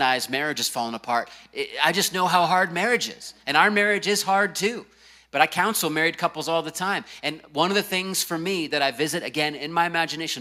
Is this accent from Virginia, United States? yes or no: yes; Virginia Beach, Virginia, United States; the house I grew up in Virginia Beach, Virginia